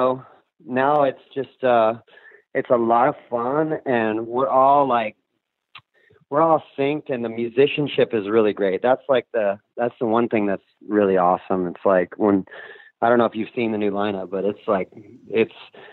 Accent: Orange County, California, United States; moved away as an adult; also born or lived in Hollywood; now in Los Angeles, United States; I grew up in Orange County, so I was like an hour from Hollywood

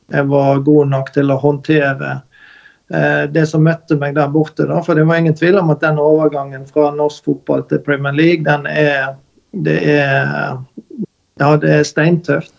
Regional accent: Bekkjarvik, Vestland, Norway; Selbjørn er jo den øyen jeg vokste opp i her i Bekkjarvik

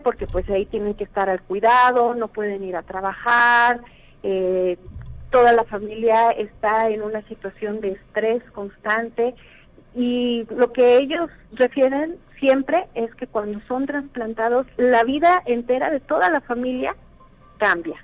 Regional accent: Mexico; also born or lived in San Luis Potosí; todos nos unimos como, como mexicanos

